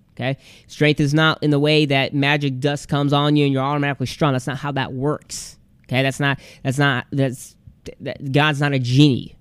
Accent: Michigan, United States; we lived in this little town in Michigan

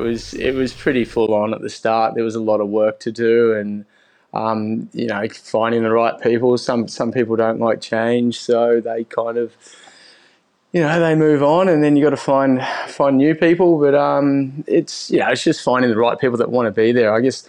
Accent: Winton, Southland, New Zealand; also born or lived in Dunedin; So I grew up in New Zealand, right down the bottom, in a little like semi-rural town called Winton. I lived there till I was 16, and then I moved to Dunedin in New Zealand still

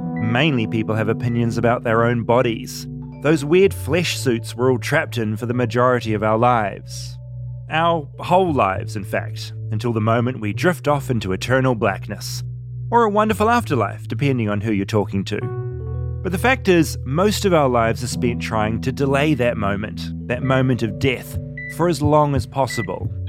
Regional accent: New Zealand; accent: New Zealand; the New Zealand accent, which is my accent

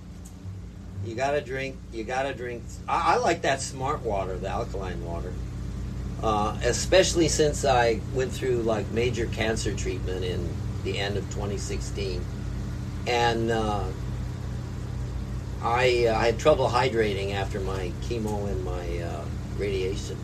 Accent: Southern California, United States; moved away as an adult; also born or lived in San Diego; now in Big Island, Hawaii, United States; growing up in Southern California

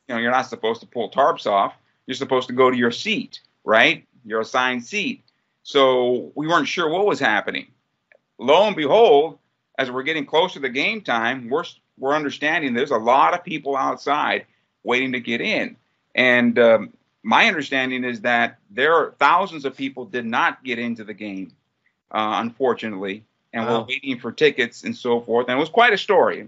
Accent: San Diego, California, United States; San Diego, my hometown

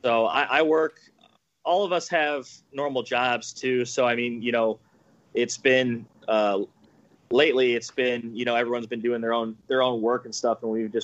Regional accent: around Chicago, Illinois, United States; I grew up around Chicago, 30 minutes out of the city.

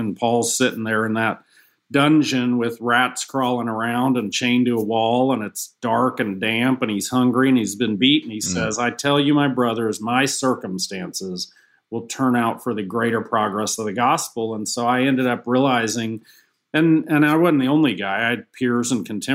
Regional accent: Atlanta, Georgia, United States; Kind of got to retire with my hometown Falcons.

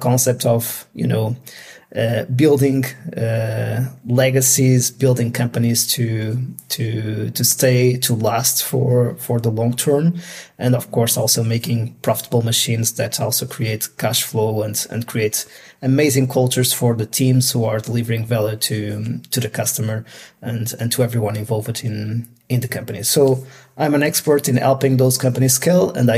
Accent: Portugal; moved away; I'm originally from Portugal

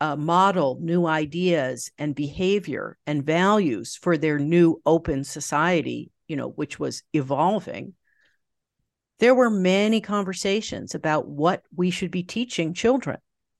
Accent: New York, United States; I mean, I grew up in I was born in New York City in the Village and grew up just outside New York, about 30 minutes north.

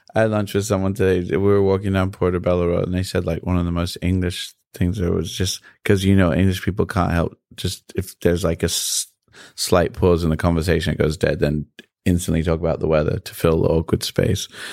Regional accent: New York, United States; also born or lived in London, United Kingdom; growing up in New York

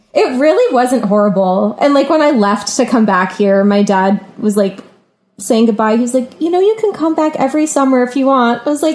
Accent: Virginia Beach, Virginia, United States; moved away as an adult; I'm not from New Orleans. I'm from Virginia Beach, Virginia.

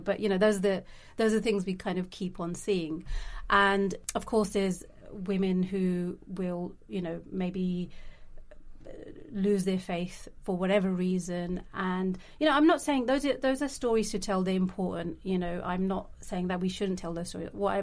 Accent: London, United Kingdom; I grew up in London. I I've seen different parts of London in different kind of ways. I've come from a really working class uh, background and grew up in East London

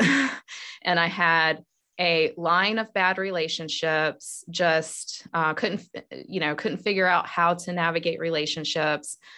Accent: North Carolina, United States; moved away as an adult; now in Georgia, United States; I was a Southern girl growing up in North Carolina

